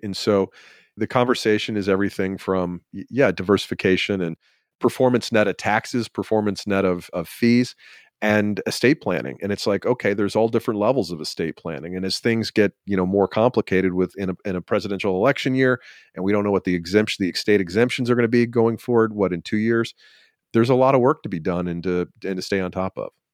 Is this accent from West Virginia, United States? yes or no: no; Georgia, United States; I'm from Georgia